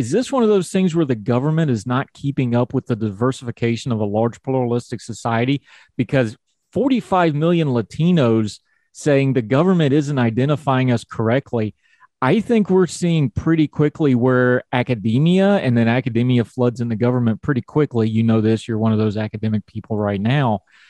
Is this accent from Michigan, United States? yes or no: no; West Virginia, United States; accent: Appalachian; also born or lived in the West; I'm as Caucasian as Caucasian gets. You know, I'm a hillbilly from West Virginia